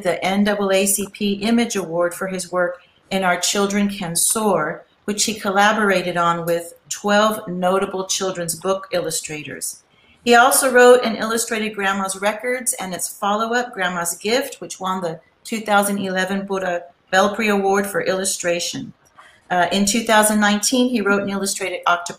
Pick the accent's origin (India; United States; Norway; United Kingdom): United States; Corpus Christi, Texas; my hometown of Corpus Christi, Texas